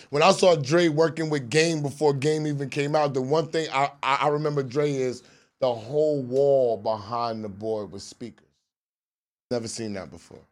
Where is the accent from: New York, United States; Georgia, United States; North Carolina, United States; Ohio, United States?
New York, United States; New York City; I'm from Southside Jamaica, Queens